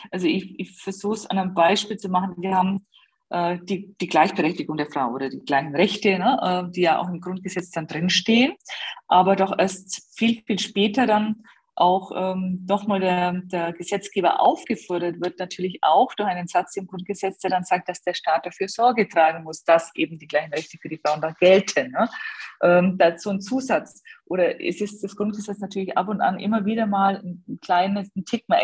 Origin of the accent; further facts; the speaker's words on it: Bavaria, Germany; Also wir haben in, in Bayern, hier in Schwaben, wo ich herkomme